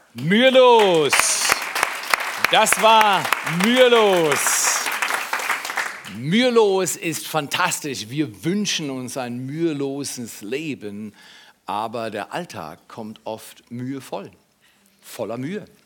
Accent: Freiburg, Baden-Württemberg, Germany; in meinem Ursprungshaus in Freiburg, wo ich aufgewachsen bin

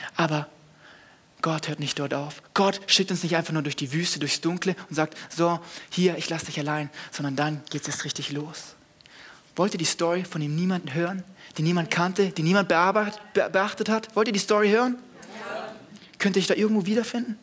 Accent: Segeten, Baden-Württemberg, Germany; Ich komme aus dem Dorf, von nirgendwo. Ich komme aus Segeten.

